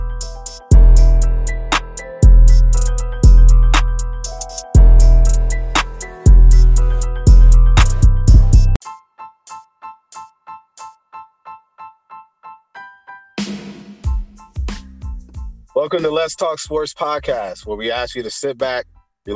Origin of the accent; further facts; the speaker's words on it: Indiana, United States; I'm from Indiana